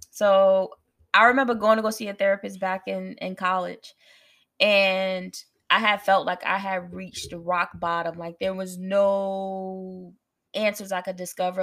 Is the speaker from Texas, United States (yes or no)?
no; New Jersey, United States; moved away as an adult; I'm from Jersey. I want to go to a school closer to home